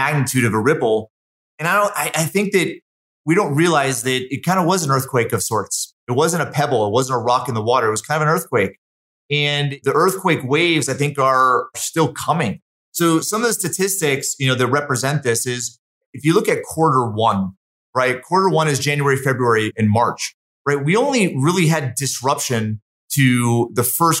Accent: Connecticut, United States; also born or lived in Massachusetts; now in Utah, United States; I'm from Connecticut, partly from Massachusetts

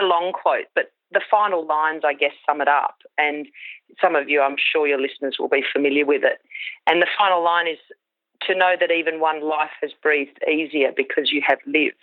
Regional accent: Queensland, Australia; I grew up in Queensland, a small rural property there.

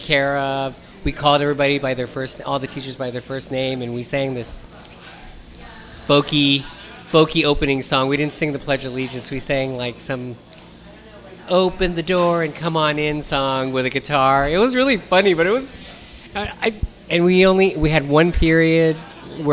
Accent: San Francisco, California, United States; growing up in North Beach

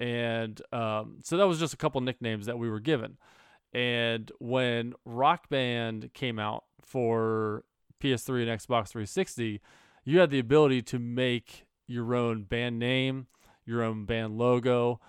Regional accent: Cincinnati, Ohio, United States; because of I'm from Cincinnati and that's the Bengals.

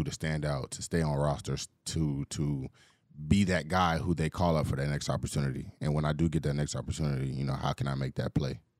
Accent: Atlanta, Georgia, United States; growing up in Atlanta

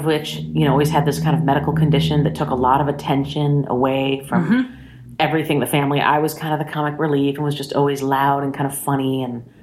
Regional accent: Los Angeles, California, United States; also born or lived in Highland Park, Illinois / Deerfield, Illinois; when I was still pretty little, by most people's standards, we moved to Los Angeles.

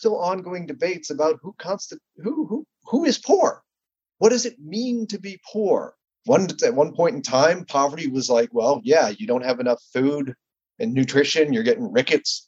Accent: Ohio, United States; when I was growing up in Ohio

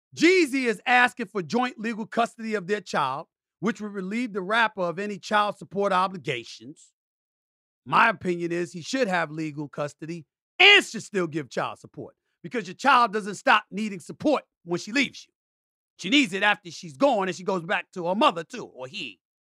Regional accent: New York City, New York, United States; also born or lived in Bronx, New York; I was born in the Bronx, raised in Hollis, Queens, New York

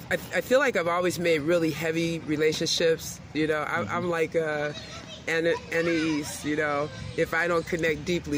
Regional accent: Chicago, Illinois, United States; Well, we're both from Chicago

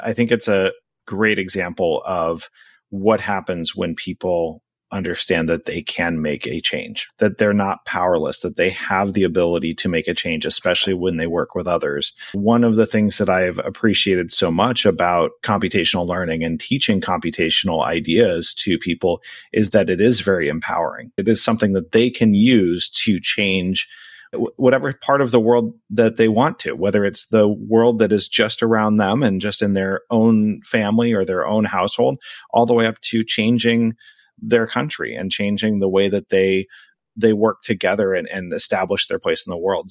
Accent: Anchorage, Alaska, United States; moved away as an adult; now in South Florida, United States; I'm originally from Anchorage, Alaska. I was born and raised. I grew up there and then I left for college and I haven't lived there since

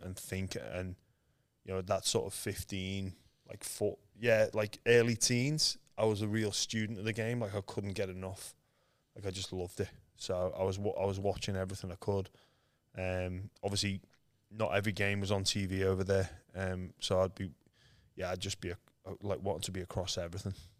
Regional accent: Liverpool, North West England, United Kingdom; moved away as an adult; now in Australia; I was born in Liverpool, England, um, where there's no rugby league. I'm one of seven kids

